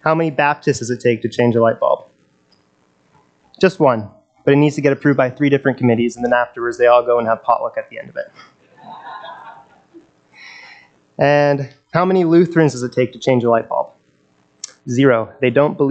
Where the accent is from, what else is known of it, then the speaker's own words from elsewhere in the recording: Nelson, British Columbia, Canada; I was born and raised in Nelson